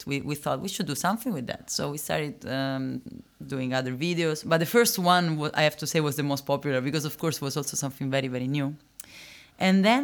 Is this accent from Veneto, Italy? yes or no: no; Rome, Lazio, Italy; English is a second language; moved away; I'm originally from Rome.